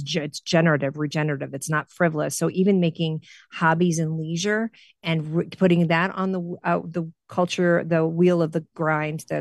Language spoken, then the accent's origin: English; Central Illinois, United States; growing up in the Midwest, Central Illinois